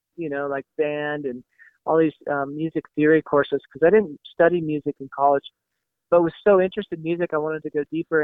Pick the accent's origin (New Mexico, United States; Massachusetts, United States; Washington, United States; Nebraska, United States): Washington, United States; also born or lived in Portland, Oregon / Eastside Seattle, Washington; I grew up in the Pacific Northwest, the son of a pastor of small town church, and, you know, born in Portland, raised in kind of rural Washington State